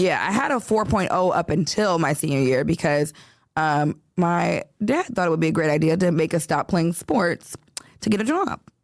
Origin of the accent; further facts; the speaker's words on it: Chicago, Illinois, United States; now in Los Angeles, United States; born and raised in Chicago